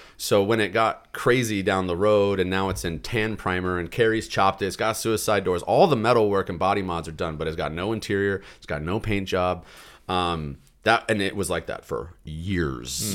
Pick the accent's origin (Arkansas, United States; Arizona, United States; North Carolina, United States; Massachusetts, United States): Arizona, United States; growing up in Arizona